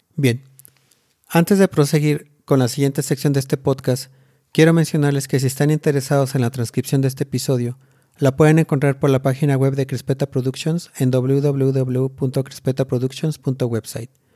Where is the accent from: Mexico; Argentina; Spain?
Mexico; born or raised there